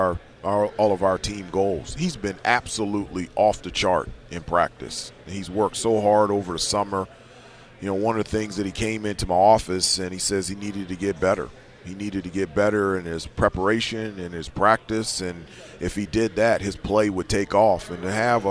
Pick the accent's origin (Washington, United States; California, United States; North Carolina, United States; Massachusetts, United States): North Carolina, United States; Winston-Salem; I was born in Winston-Salem.